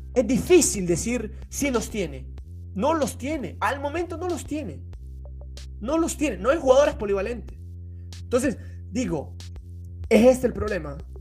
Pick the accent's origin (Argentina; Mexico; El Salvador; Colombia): El Salvador; now in Italy; Yo soy salvadoreño